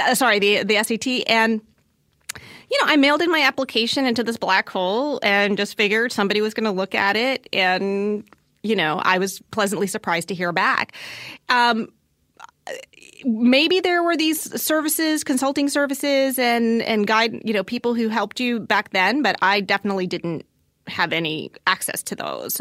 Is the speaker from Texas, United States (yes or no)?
no; Southern Virginia, United States; I grew up in Southern Virginia